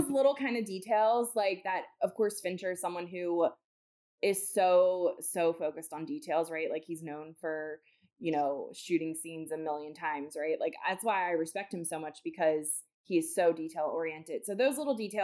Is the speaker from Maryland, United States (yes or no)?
yes; Baltimore, Maryland, United States; I'm from Baltimore. from Baltimore, Maryland.